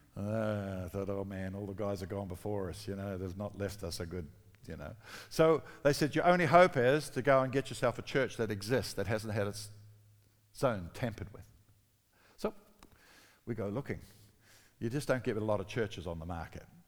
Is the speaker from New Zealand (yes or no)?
yes; New Zealand; moved away; also born or lived in Australia; I'm a Kiwi